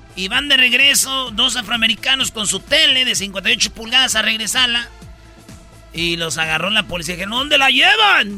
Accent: Jiquilpan, Michoacán, Mexico; allá en mi pueblo, en Michoacán, en Jiquilpan

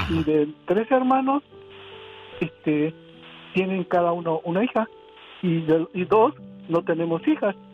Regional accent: Mexico City, Mexico; now in Colorado, United States; Este, yo soy el hermano mayor, estoy aquí en Colorado y soy de la Ciudad de México.

